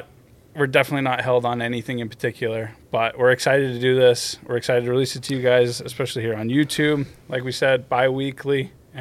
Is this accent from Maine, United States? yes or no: yes; just outside of Portland, Maine, United States; moved away; I grew up just outside of Portland, Maine.